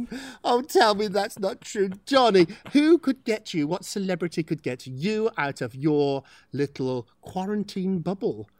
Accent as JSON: {"language": "English", "country": "United Kingdom", "moved": "yes", "said": "We're British"}